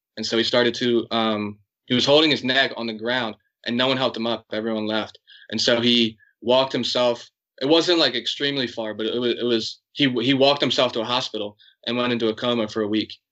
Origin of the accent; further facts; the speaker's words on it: United States; I'm American, but I have a I have a strong Irish heritage